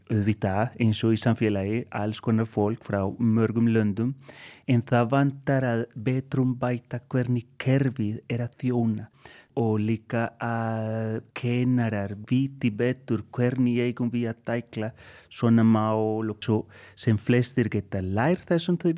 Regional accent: Colombia; Icelandic is a second language; now in Iceland; og ég er upprunalega frá Kolumbíu en er búinn að vera hér í 16 ár

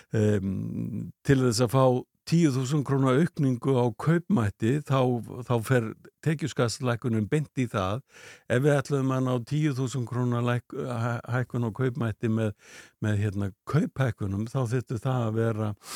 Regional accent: Iceland; Við erum fyrir Íslandingar

